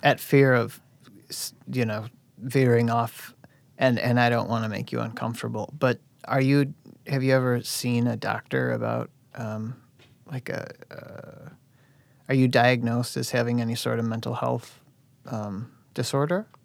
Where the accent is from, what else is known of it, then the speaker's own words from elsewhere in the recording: Oak Forest, Illinois, United States; I'm from Oak Forest